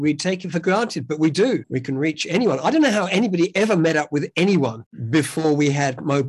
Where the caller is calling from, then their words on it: Sydney, New South Wales, Australia; I'm in the southern half of the planet. I'm calling from Sydney, Australia. We're in our winter.